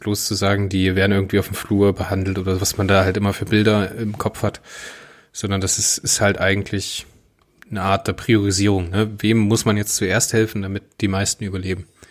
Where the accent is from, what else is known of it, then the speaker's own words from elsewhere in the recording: Hunsrück, Rhineland-Palatinate, Germany; bei uns im Hunsrück.